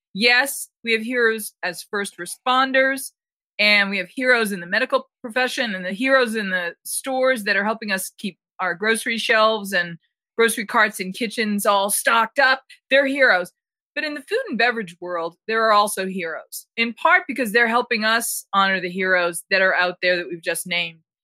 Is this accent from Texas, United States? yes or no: no; Boston, Massachusetts, United States; also born or lived in Jersey Shore; I'm originally from Boston, but I spent my first summers at the Jersey Shore